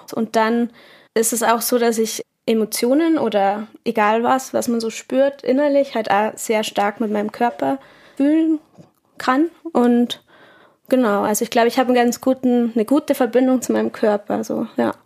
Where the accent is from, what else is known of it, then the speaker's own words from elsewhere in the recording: Munich, Bavaria, Germany; moved away; als Münchnerin